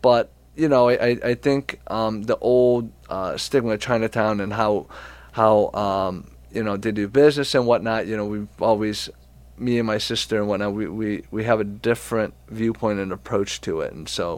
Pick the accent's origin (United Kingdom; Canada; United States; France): France; born there; I was born in France.